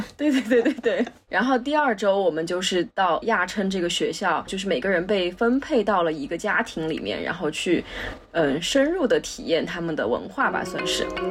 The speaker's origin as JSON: {"language": "Chinese", "region": "Sichuan", "country": "China", "said": "我们四川这边是不吃狗肉的吧"}